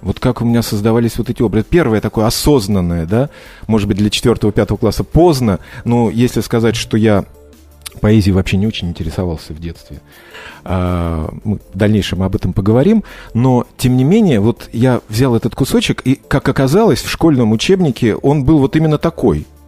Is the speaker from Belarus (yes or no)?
no; Georgia; я грузин